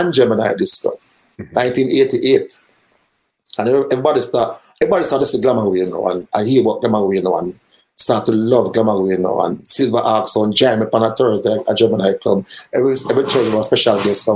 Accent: Kingston, Jamaica; we are from Kingston 13.

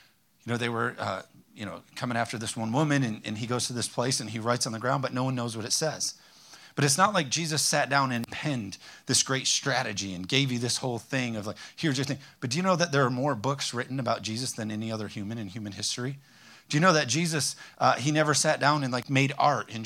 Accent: Hudsonville, Michigan, United States; also born or lived in North Carolina; I'm from Hudsonville, Zeeland area

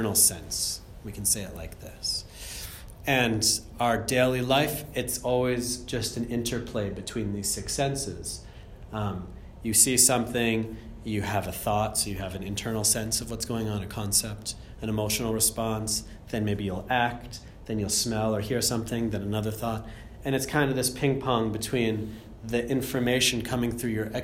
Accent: Andover, Massachusetts, United States; moved away as an adult; also born or lived in Germany / India / Australia; I'm from Andover, Massachusetts originally, which is, yeah, this 40 minutes north

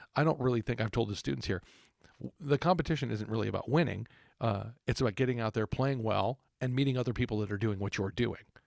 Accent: Texas, United States; growing up in Texas

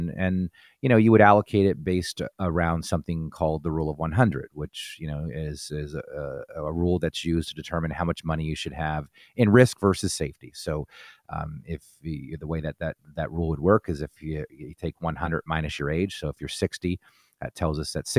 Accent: New Jersey, United States; now in Pittsburgh, United States; I was born and raised in New Jersey, and I came to Pittsburgh on a scholarship to play football at Robert Morris University.

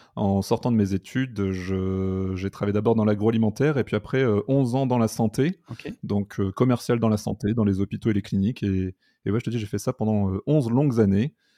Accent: north of France, France; je suis originaire du nord de la France

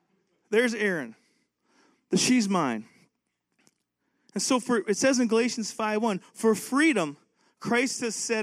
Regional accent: Canada; now in United States; I'm from Canada

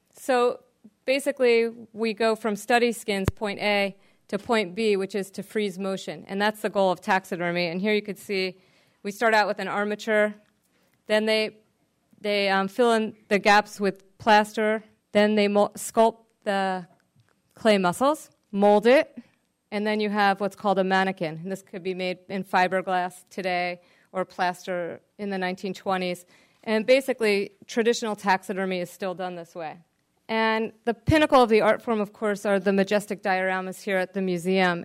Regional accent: New Jersey, United States; I'm from New Jersey, a very urban part of the world

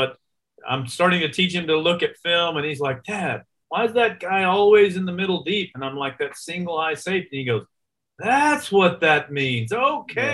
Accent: Houston, Texas, United States; Houston, my hometown team

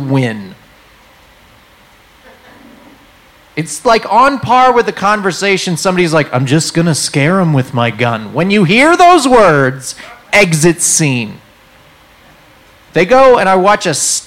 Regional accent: New England, United States; moved away; I'm from New England

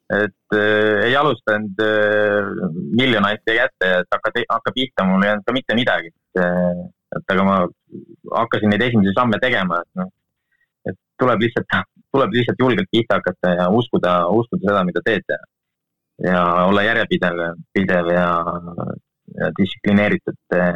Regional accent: Rahinge, Tartu County, Estonia; mina olen Rahingelt pärit, Rahinge mitte külast, vaid isegi, jah, Rahinge külast äh, mitte külast seest, vaid kuskilt küla, küla nurgas

